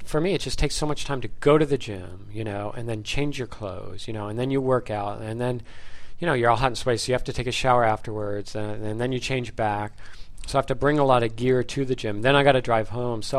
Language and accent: English; United States; now in Japan; I grew up in America.